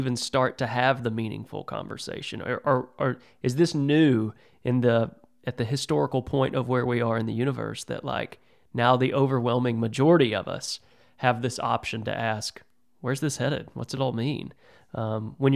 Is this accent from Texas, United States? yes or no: yes; Texas, United States; I'm a redneck from Texas. Okay. You can probably hear it in my voice.